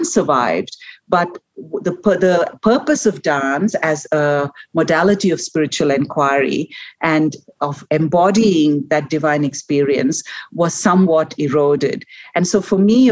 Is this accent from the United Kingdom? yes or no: no; India; I was born and raised in India